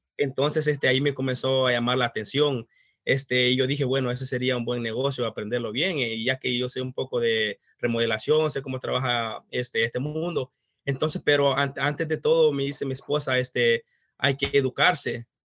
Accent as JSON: {"language": "Spanish", "country": "El Salvador", "moved": "as an adult", "said": "soy de El Salvador, este, tengo prácticamente como 13 años de estar en este país."}